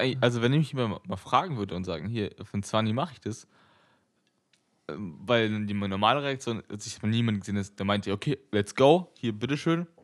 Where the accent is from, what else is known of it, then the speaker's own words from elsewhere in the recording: Berlin, Germany; ich bin ja in Berlin geboren